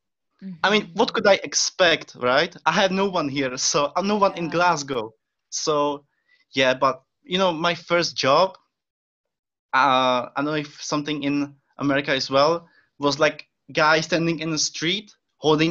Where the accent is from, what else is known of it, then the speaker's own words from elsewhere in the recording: Czechia; first language Czech; English is a second language; moved away as an adult; now in Scotland, United Kingdom; my first language is Czech.